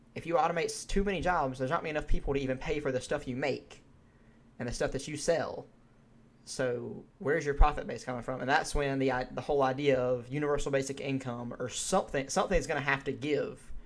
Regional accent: Georgia, United States; we're from Georgia, we've been to Atlanta.

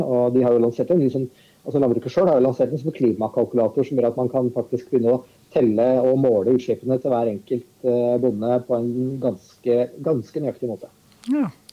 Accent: Viken, Norway; jeg kommer jo fra Østfold sjøl

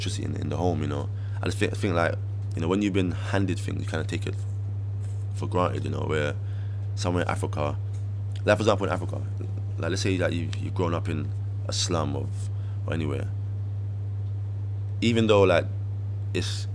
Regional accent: London, United Kingdom; when I was growing up in Brixton

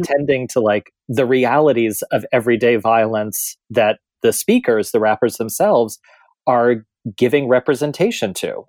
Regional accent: middle America, Midwest, United States; growing up in middle America

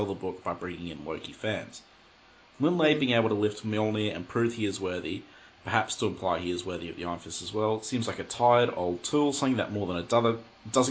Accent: Australia; I'm Australian

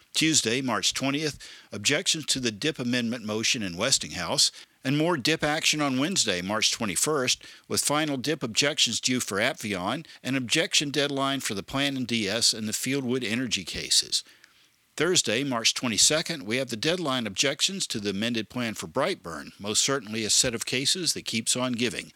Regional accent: Statesboro, Georgia, United States; now in Corpus Christi, United States; my hometown of Statesboro, Georgia

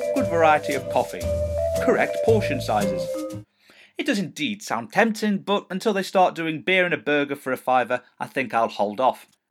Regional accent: Stafford, West Midlands, United Kingdom; I am proud to say I come from this town and I am proud to say that I come from Stafford

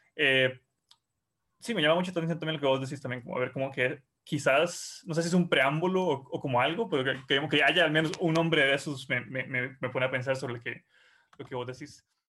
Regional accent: Costa Rica

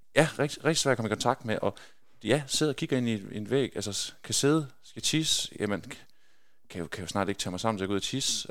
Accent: Skjern, Central Denmark Region, Denmark; moved away; also born or lived in Belgium; når man er født og opvokset i Skjern og spiller håndbold i, i Skjern håndbold hele sin, sin ungdomsår

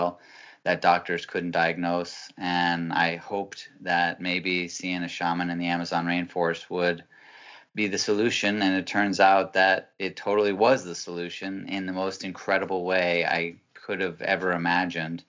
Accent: Massachusetts, United States; moved away as an adult; also born or lived in Peru; I am 46 years old, man. And I'm originally from Massachusetts

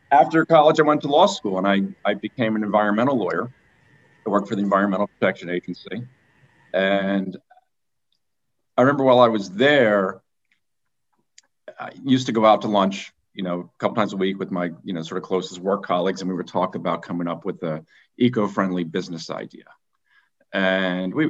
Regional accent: Philadelphia, Pennsylvania, United States; also born or lived in Vermont; I was born in Philadelphia, and I grew up right outside the city.

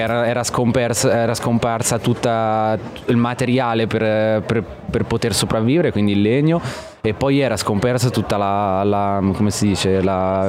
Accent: Osimo, Marche, Italy; moved away as an adult; also born or lived in Australia; io sono d'Ancona, di Osimo in provincia d'Ancona

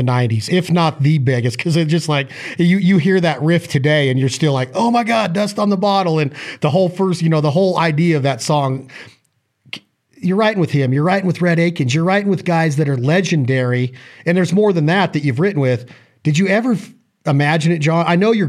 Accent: Reno, Nevada, United States; my hometown

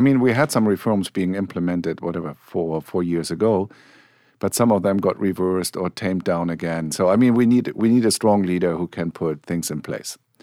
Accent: Germany; accent: German; English is a second language; moved away; my home country, you figured out I have a German accent

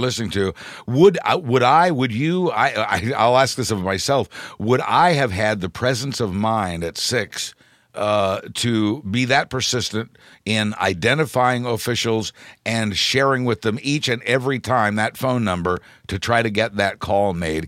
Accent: Midwest, United States; I'm from the Midwest

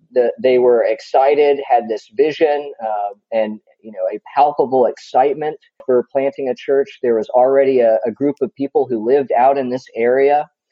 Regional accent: Texas, United States; also born or lived in Philadelphia; now in Manassas, United States; I'm a Texan

